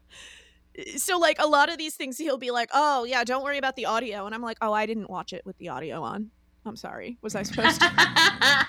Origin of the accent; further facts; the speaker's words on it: Northeast, United States; I'm from the Northeast